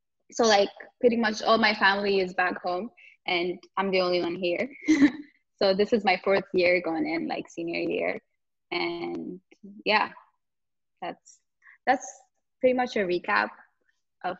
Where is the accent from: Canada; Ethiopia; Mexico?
Ethiopia; Addis Ababa; moved away as an adult; also born or lived in Jimma; now in United States; I was born and raised in Ethiopia, so I'm an international student here. I grew up in Addis Ababa